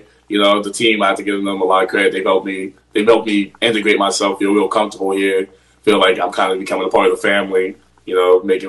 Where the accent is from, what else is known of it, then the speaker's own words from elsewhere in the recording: Ohio, United States; now in Florida, United States; growing up in Ohio